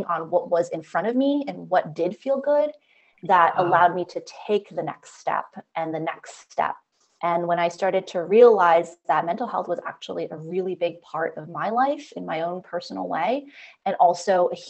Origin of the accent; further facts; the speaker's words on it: United States; I'm Chinese American, second generation. So what that means is that my parents are immigrants to the US, and I am somebody who was born in the US